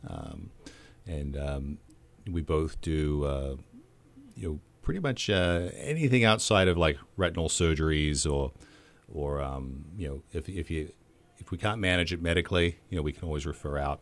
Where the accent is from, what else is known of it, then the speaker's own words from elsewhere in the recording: Australia; moved away as an adult; also born or lived in Chicago; now in Clinton, United States; my hometown in Australia where I grew up